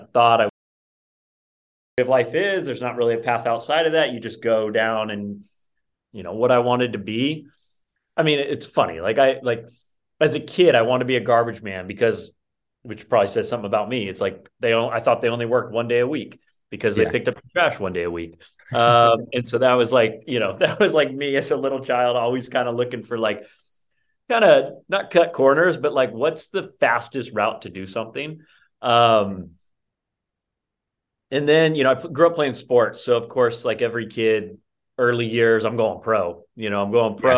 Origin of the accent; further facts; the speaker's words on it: Rocklin, California, United States; I grew up in the suburbs of Sacramento, little town called Rockland